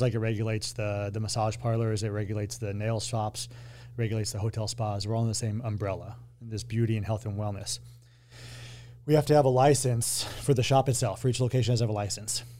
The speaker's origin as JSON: {"language": "English", "region": "Colorado", "country": "United States", "tie": "born or raised there", "said": "I grew up in Colorado"}